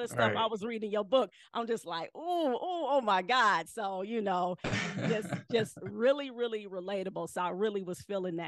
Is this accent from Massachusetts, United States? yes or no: no; Cleveland, Ohio, United States; I'm from Cleveland.